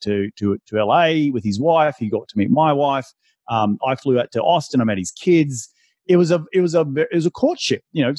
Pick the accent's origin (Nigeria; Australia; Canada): Australia; moved away; I'm from Australia originally